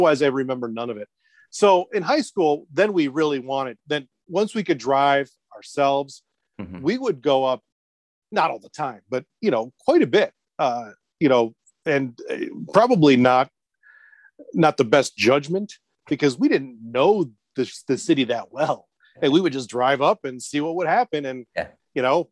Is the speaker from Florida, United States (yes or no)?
no; Plainfield, Illinois, United States; moved away as an adult; also born or lived in Joliet, Illinois / New York; I was born in Joliet, Illinois, which I don't know if you know it because you've been here, but we're about 45 minutes southwest of Chicago. So I was raised in Plainfield